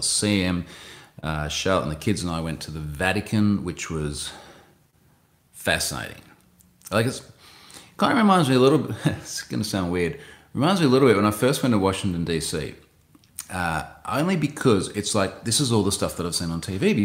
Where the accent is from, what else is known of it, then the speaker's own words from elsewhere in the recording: Australia; as an Australian